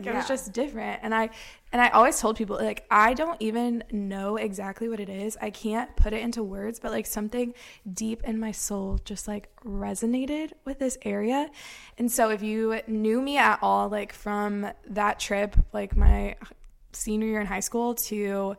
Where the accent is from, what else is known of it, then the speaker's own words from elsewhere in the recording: Quincy, Illinois, United States; moved away as an adult; I am from Quincy, Illinois, which is a tiny little town.